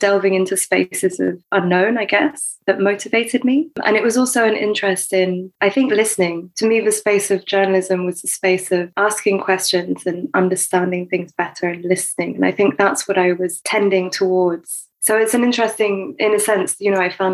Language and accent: English; France; moved away; I grew up mainly in France and studied in the French system